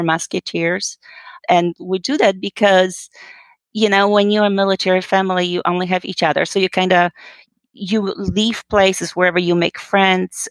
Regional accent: Poland; moved away as an adult; I'm originally actually from Poland. You know, I was born and raised, and I came here when I was, well, just about 19 years old after high school.

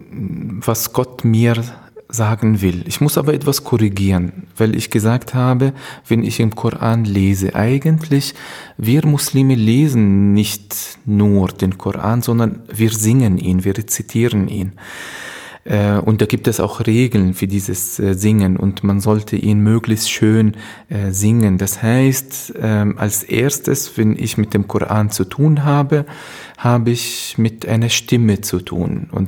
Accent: Palestine; now in Germany; Ursprünglich komme ich aus Palästina äh, und äh, 1971 geboren, wenn jemand das Alter wissen will.

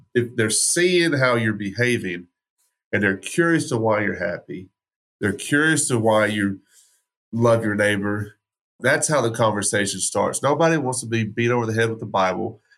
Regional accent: West Texas, United States; I grew up in West Texas, so that's gun culture

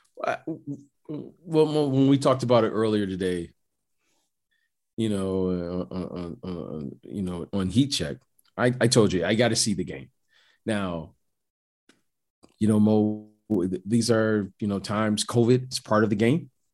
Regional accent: Detroit, Michigan, United States; I'm, I'm from Detroit.

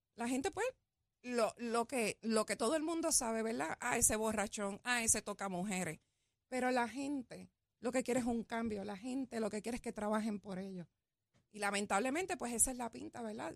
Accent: Guaynabo, Puerto Rico; yo vengo del pueblo de Guainabo, soy nacida y criada en Guainabo

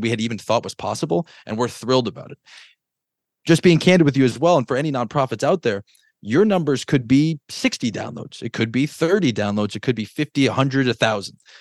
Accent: Connecticut, United States; I was born in Connecticut

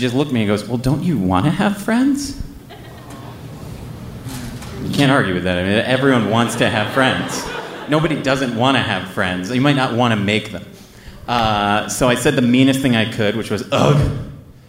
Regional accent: United States; We're from the States

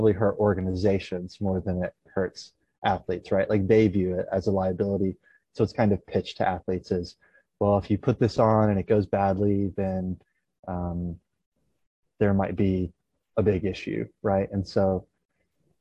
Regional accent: East Tennessee, United States; I grew up in East Tennessee

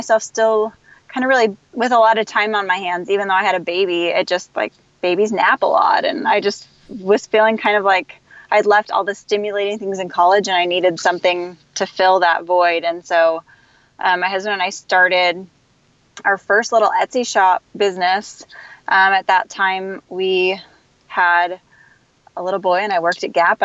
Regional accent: Kansas City, Missouri, United States; I grew up in Kansas City.

